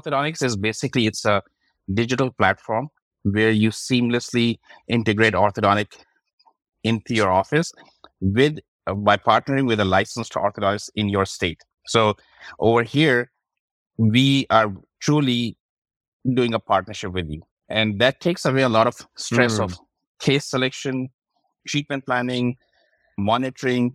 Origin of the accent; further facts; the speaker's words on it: Pakistan; moved away as an adult; also born or lived in Kansas City, Missouri / St. Louis; now in United States; I'm originally from Pakistan. So came to the United States back in 2002